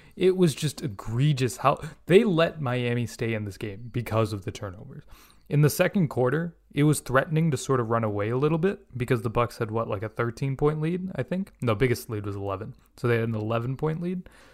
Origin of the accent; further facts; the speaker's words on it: India; now in United States; I'm an Indian living in the United States